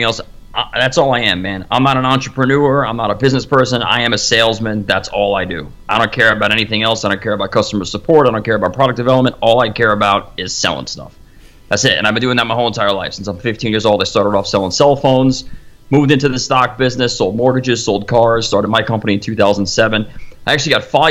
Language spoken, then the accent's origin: English; Long Island, New York, United States; I'm out on Long Island